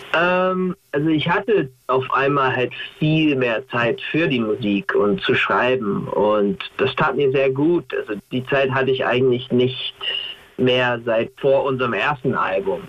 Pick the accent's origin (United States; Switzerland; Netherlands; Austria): United States; German is a second language; now in Germany; als Amerikaner